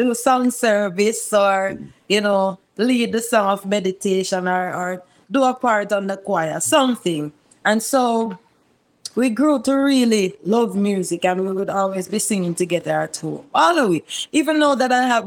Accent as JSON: {"language": "English", "town": "Montego Bay", "region": "Saint James", "country": "Jamaica", "tie": "born or raised there", "said": "I grew up in Montego Bay, St. James, a little community called Bourg, ghetto settings."}